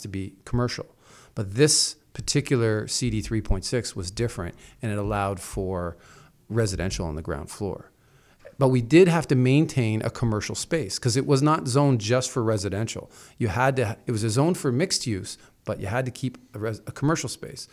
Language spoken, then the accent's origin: English; Toronto, Ontario, Canada; I come from Toronto, so we're used to smaller apartments